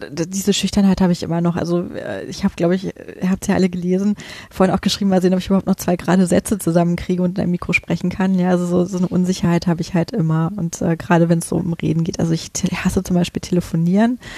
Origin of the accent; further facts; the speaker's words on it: Göttingen, Lower Saxony, Germany; now in Berlin, Germany; wir kommen ja alle aus Göttingen und das war so ein bisschen Koinzidenz, dass wir da alle zusammen zu ungefähr gleichen Zeit nach Berlin gezogen sind